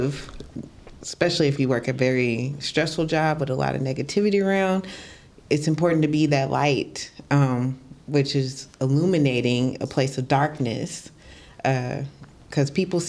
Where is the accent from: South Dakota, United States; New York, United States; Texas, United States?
Texas, United States; DeSoto; I am from DeSoto, Texas.